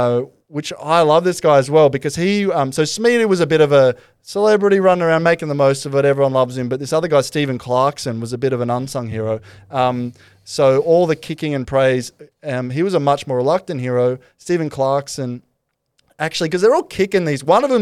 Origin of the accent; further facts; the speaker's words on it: Glasgow, Scotland, United Kingdom; but I grew up in Glasgow. It seemed natural to me that a wee forearm smash would sort it out.